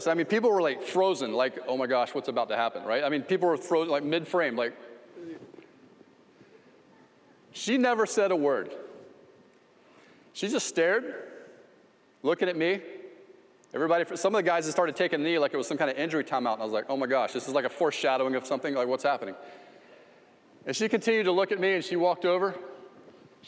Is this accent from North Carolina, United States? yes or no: no; Ocala, Florida, United States; Southeast 11th Street, little street in Ocala, Florida, and I grew up there.